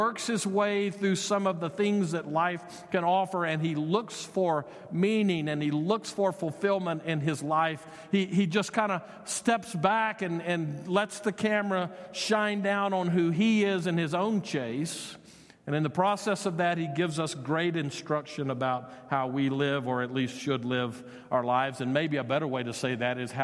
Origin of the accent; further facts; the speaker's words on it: United States; we as American citizens